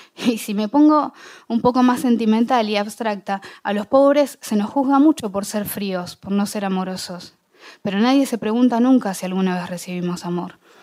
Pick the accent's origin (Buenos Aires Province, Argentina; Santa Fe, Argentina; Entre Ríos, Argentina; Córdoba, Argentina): Buenos Aires Province, Argentina; Bahía Blanca; born or raised there